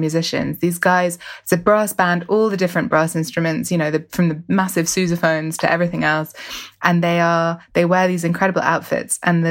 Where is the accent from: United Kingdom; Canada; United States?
United Kingdom; London; I grew up in West London, and I grew up sort of participating in Notting Hill Carnival as a child